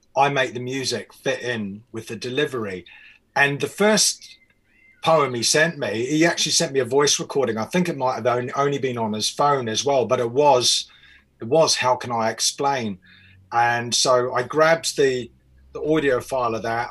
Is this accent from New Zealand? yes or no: yes; New Zealand; moved away; also born or lived in England; I'm from New Zealand